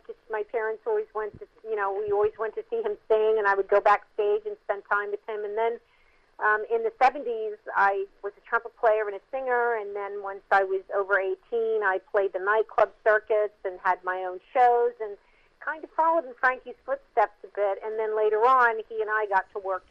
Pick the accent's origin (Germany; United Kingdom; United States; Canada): United States; Mount Holly, New Jersey; I grew up in Mount Holly, New Jersey, in the 60s and 70s